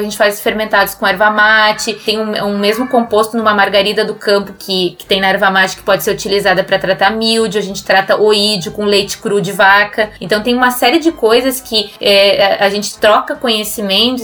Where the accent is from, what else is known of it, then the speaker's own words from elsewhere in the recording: near Passo Fundo, northwest Rio Grande do Sul, Brazil; moved away as an adult; also born or lived in Serra Gaúcha; now in France; eu morava no noroeste do estado, muito perto de Passo Fundo